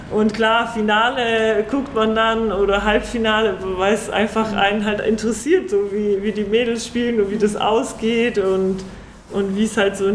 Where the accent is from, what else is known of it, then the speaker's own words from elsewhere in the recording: Kraków, Lesser Poland, Poland; born there; Also man muss dazu sagen, also ich bin in Krakau geboren und mein Vater hat ähm, in dem Verein halt zehn Jahre lang gespielt.